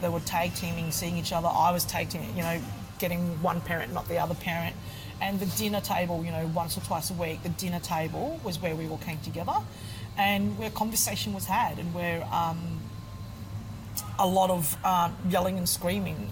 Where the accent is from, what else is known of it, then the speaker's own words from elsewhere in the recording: Queensland, Australia; also born or lived in Ho Chi Minh City, Vietnam; I was born in Saigon. I've, I've, been in Australia for pretty much all of my life